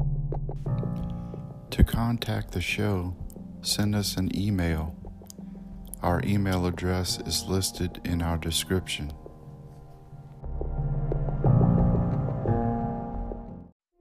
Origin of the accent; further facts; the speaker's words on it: Louisiana, United States; since we're from Louisiana